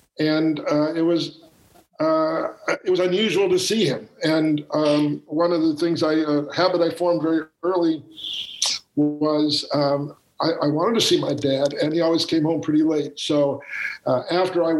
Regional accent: Kansas City, Missouri, United States; I grew up in Kansas City, Missouri. So I'm a product of the Midwest. I'm a Missouri boy

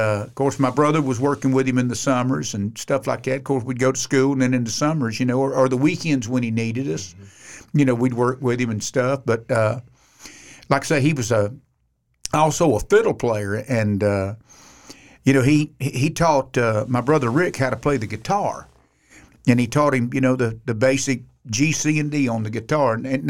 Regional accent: Sanford, Florida, United States; But I actually was born in Sanford, Florida. Mm. Now, I'm a Floridian. I'm an old cracker. So I grew up there.

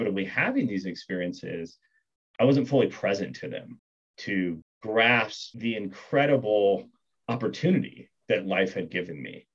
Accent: Kansas, United States; moved away as an adult; also born or lived in Bangkok, Thailand / Singapore; I grew up in Kansas, which is a big part of who I am

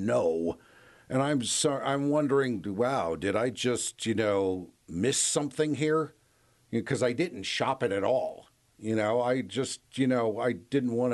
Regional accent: Washington, District of Columbia, United States; also born or lived in Gayville, South Dakota; I grew up in Washington, D.C.

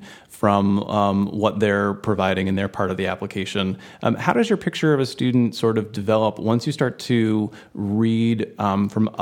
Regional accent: Georgia, United States; moved away as an adult; now in Connecticut, United States; I grew up in Georgia

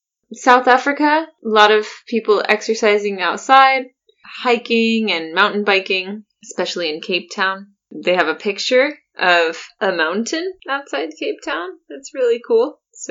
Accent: Cologne, North Rhine-Westphalia, Germany; Weil ich ein Kölner bin, like, is because I'm from Cologne, I'm a Cologner, and people really, really love Cologne.

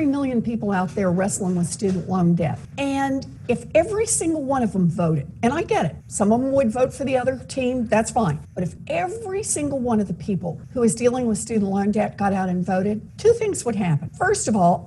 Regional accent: Massachusetts, United States; I'm from Massachusetts

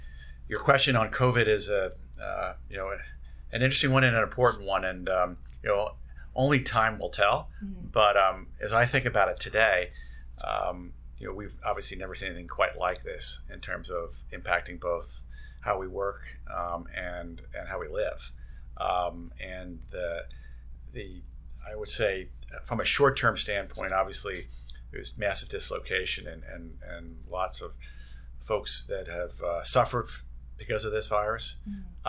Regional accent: Bethlehem, Pennsylvania, United States; I grew up in Bethlehem, Pennsylvania

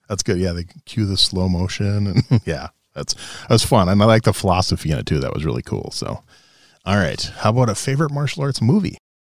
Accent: Charles Lindbergh's hometown, Minnesota, United States; I grew up in Charles Lindbergh's hometown

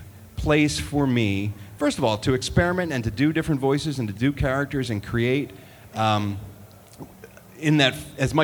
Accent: Philadelphia, Pennsylvania, United States; a good friend of mine that I grew up with in Philadelphia, my hometown

